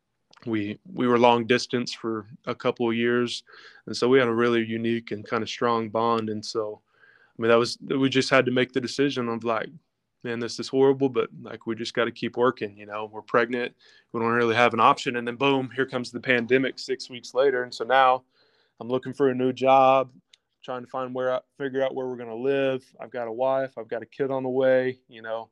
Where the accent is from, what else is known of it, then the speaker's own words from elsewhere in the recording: Lexington, United States; my hometown, Lexington, where we're from